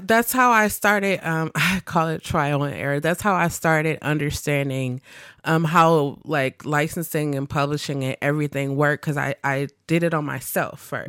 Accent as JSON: {"language": "English", "town": "Milwaukee", "region": "Wisconsin", "country": "United States", "tie": "born or raised there", "said": "I am from Milwaukee. I grew up on the north side, like the north, north side."}